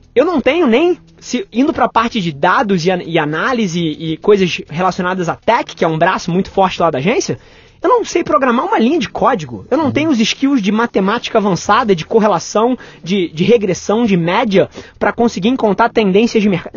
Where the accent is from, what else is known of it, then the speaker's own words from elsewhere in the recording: Rio de Janeiro, Brazil; nasci, nasci no Rio, metrópole, mas logo depois meus pais se separaram e me mudei para casa dos meus avós com a minha mãe e morei minha infância ali.